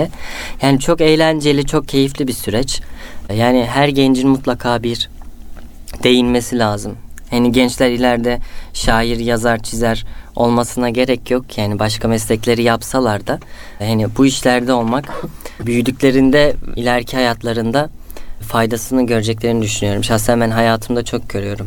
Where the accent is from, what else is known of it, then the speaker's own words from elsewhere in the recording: Istanbul, Turkey; also born or lived in Antalya / Üsküdar, Istanbul; İstanbul Tuzla'da doğup büyüdüm. Aslen Antalyalıyım.